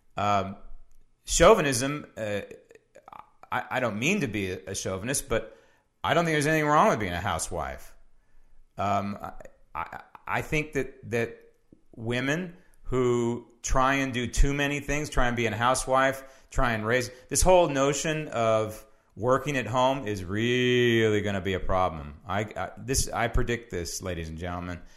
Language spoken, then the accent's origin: English; San Francisco, California, United States; when I was growing up in San Francisco